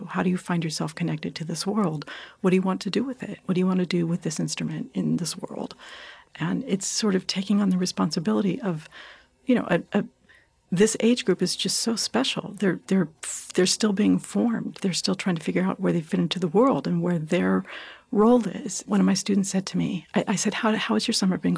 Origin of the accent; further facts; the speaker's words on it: Southern California, United States; now in New York, United States; I grew up out in Southern California